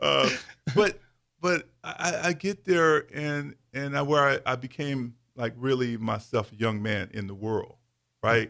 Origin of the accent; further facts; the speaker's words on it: Davenport, Iowa, United States; also born or lived in Fort Pierce, Florida; I was mid, Midwest raised in Davenport, Iowa